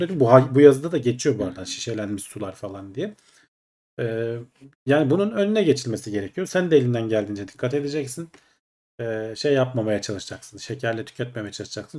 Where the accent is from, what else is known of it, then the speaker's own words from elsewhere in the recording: Ankara, Turkey; Ben Ankaralıyım. Dedem Ankara'da işte.